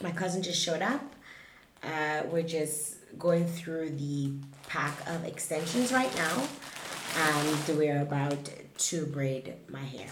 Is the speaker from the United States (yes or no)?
no; Dominica; I was raised in the Caribbean on an island called Dominica